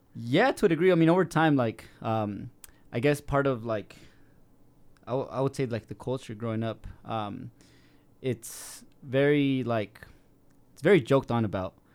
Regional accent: South Salt Lake, Utah, United States; I was raised in South Salt Lake

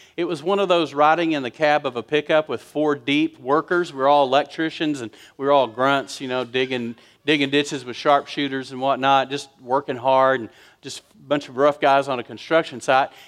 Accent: West Texas, United States; I was raised in West Texas.

